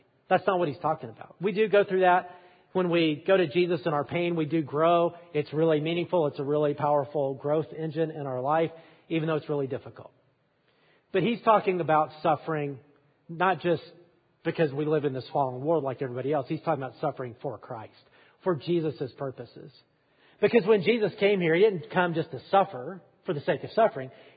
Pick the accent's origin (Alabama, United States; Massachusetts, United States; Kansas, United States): Alabama, United States; I am from Alabama.